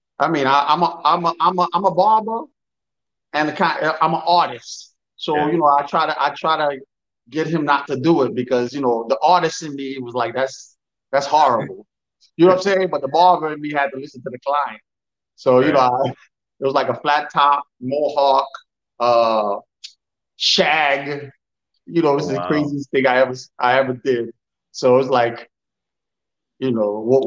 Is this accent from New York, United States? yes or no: yes; New York City, New York, United States; I'm from Brooklyn, New York. I've been living here.